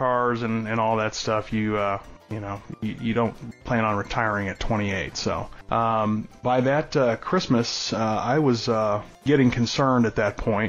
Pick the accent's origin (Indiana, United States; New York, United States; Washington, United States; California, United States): California, United States; San Diego; moved away as an adult; also born or lived in Orlando; as a kid growing up, I was born in San Diego